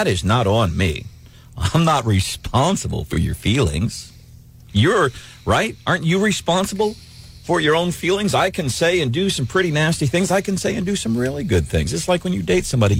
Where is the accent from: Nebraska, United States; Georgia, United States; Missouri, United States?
Missouri, United States; St. Louis; when I grew up in St. Louis as a kid